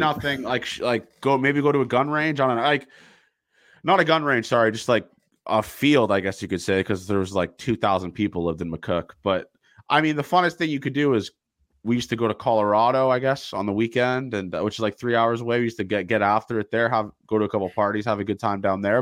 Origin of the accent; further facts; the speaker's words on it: Toronto, Ontario, Canada; I'm from Toronto